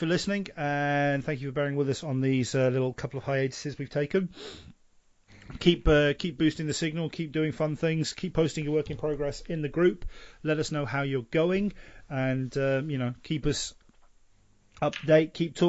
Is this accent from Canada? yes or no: no; England, United Kingdom; now in Sweden; I'm English.